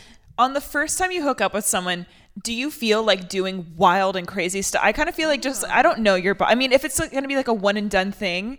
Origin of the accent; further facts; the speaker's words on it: North Carolina, United States; I grew up in North Carolina